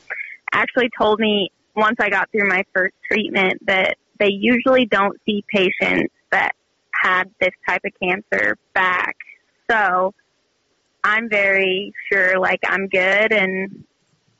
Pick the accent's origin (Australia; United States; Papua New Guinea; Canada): United States; Hyannis, Nebraska; moved away as an adult; Hyannis. It's a really small town.